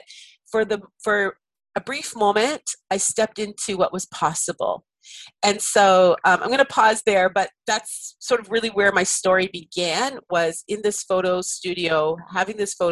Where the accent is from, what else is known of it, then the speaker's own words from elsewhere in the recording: Canada; I'm Canadian